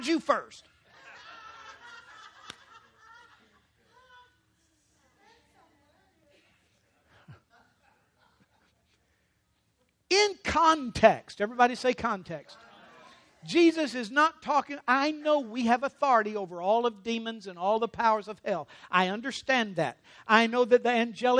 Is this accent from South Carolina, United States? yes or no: no; Louisiana, United States; I'm from Louisiana.